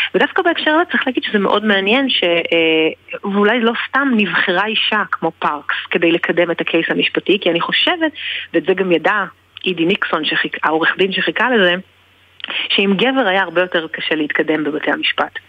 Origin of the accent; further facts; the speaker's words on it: Israel; אני גדלתי בישראל